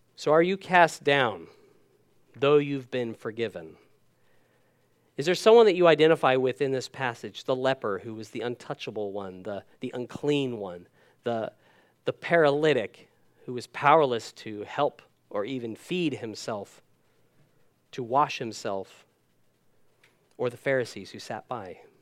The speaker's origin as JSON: {"language": "English", "country": "United States", "tie": "born or raised there", "moved": "yes", "said": "I'm American by birth. Dual citizen now"}